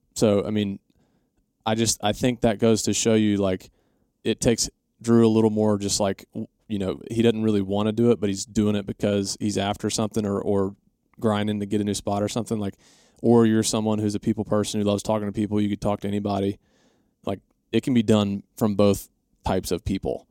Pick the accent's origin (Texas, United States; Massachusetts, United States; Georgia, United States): Georgia, United States; Atlanta; we grew up in Atlanta